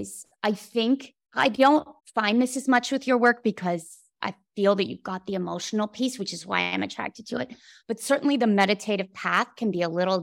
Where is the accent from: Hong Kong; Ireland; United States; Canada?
Canada; as a Canadian